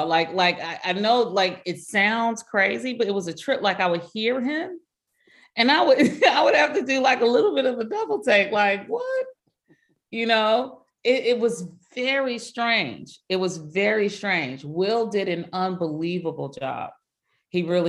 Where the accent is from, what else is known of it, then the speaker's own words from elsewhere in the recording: Compton, California, United States; we're from Compton